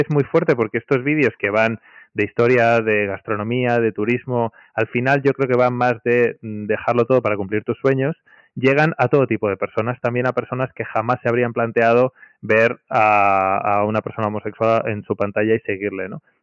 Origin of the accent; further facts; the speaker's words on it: Madrid, Community of Madrid, Spain; Soy de Madrid, de toda la vida.